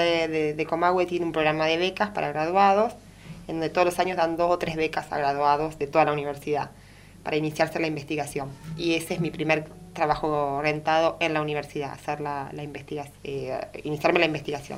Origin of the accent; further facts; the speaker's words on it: Puan, Buenos Aires Province, Argentina; soy de Puan